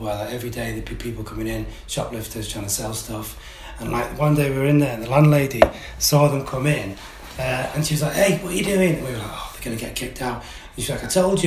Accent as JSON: {"language": "English", "town": "Manchester", "region": "North West England", "country": "United Kingdom", "tie": "born or raised there", "said": "Manchester, yeah, all my life"}